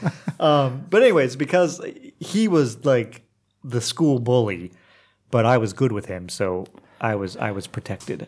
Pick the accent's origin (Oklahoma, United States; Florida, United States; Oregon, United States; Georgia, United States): Oklahoma, United States; moved away as an adult; also born or lived in Montreal / Istanbul / New Orleans; now in Croatia; I'm from Oklahoma, and like Oklahoma public schools aren't the best